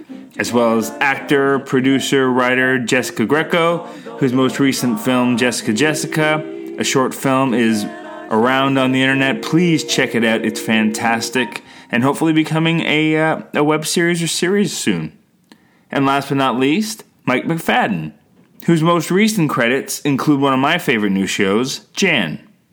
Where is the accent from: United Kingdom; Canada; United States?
Canada